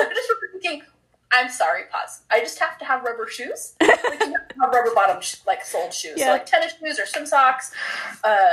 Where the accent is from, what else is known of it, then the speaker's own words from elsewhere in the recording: Pacific Northwest, United States; also born or lived in Honduras; I'm definitely from the Pacific Northwest, and I don't realize it until I'm not in the Pacific Northwest. Like, definitely from the PNW.